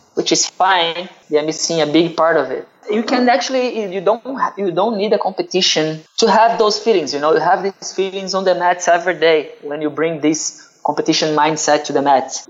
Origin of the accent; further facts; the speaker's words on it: Duque de Caxias, Rio de Janeiro, Brazil; I'm from Rio. Actually, I'm from Duque de Caxias. It's a city around the main city, Rio de Janeiro, in Brazil.